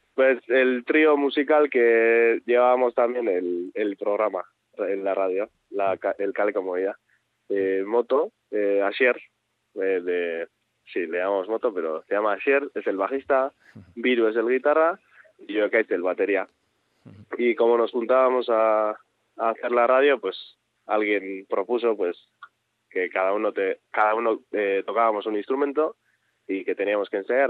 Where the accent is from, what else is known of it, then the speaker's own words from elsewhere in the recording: Azkoitia, Basque Country, Spain; Yo soy natural de Azcoitia, de un pueblo eh, pues pequeño de del, interior de Guipúzcoa